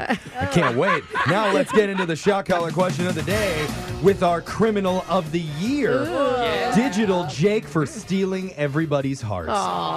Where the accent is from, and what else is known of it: Los Angeles, California, United States; born or raised there